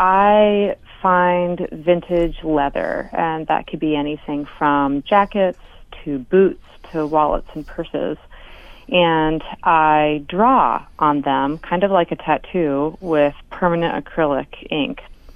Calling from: Anchorage, Alaska, United States; I'm calling in from Anchorage today.

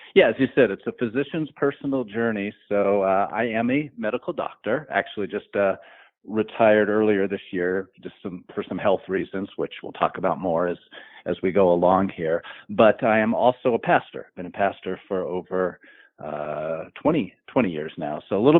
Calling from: Tucson, Arizona, United States; I am in the desert of southern Arizona. We're actually in Tucson, Arizona here.

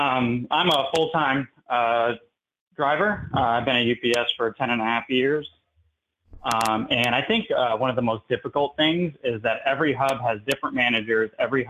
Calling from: Tampa, Florida, United States; I'm from Local 79. That's out of Tampa, specifically Sarasota County.

